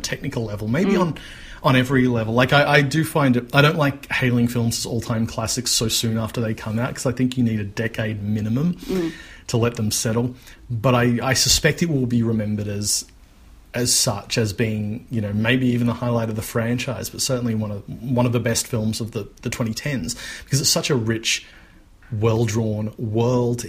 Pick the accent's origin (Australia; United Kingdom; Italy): Australia